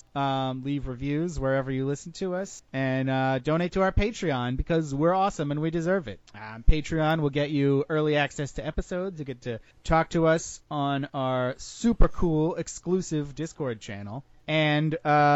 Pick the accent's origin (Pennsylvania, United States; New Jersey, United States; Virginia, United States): New Jersey, United States; my home state of New Jersey